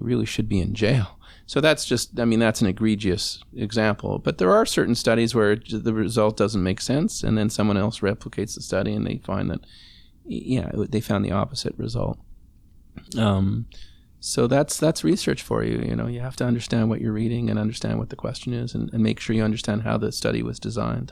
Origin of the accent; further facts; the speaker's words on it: Montreal, Quebec, Canada; now in Toronto, Canada; I grew up in Montreal, which you know had different craziness about it, potholes.